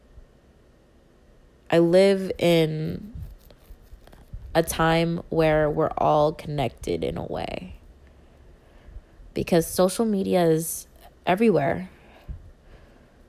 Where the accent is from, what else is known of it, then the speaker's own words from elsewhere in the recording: Philippines; I'm Filipino